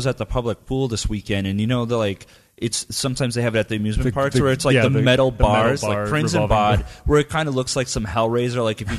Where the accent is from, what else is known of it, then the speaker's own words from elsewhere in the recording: United States; we're from the States.